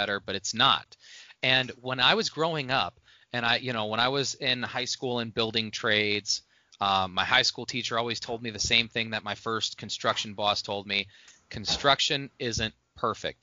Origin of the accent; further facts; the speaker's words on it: Indiana, United States; moved away; when I was growing up in Indiana